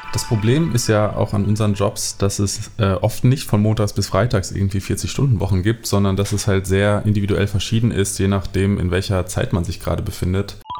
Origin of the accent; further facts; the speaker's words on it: Bad Berleburg, North Rhine-Westphalia, Germany; moved away; ich komme aus Bad Berleburg. Ähm, das ist eine Kleinstadt, eine sehr, sehr kleine Stadt, ähm, unten in NRW, in Südwestfalen, mhm. Ähm, die sehr abgelegen ist und ähm, da bin ich aufgewachsen